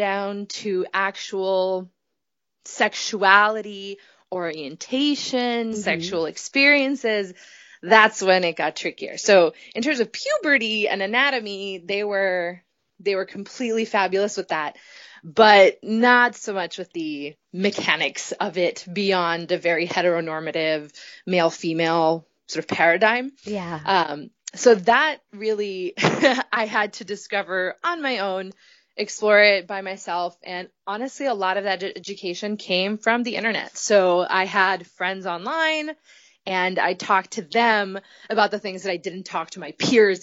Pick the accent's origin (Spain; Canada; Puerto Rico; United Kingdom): Puerto Rico; moved away as an adult; also born or lived in Providence, Rhode Island; now in Boston, United States; I grew up in Puerto Rico to a Puerto Rican